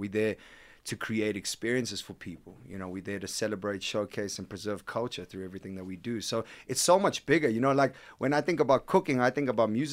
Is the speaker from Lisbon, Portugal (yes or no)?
no; Algarve, Portugal; now in South Africa; I was born in Portugal.